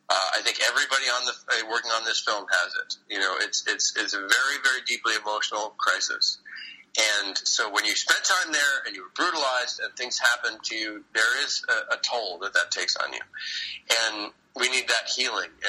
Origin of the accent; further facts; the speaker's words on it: New York City, New York, United States; we premiere the film on Earth Day in my hometown.